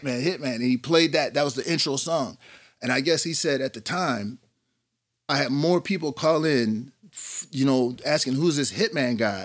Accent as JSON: {"language": "English", "town": "Aurora", "region": "Illinois", "country": "United States", "said": "I'm actually from Aurora"}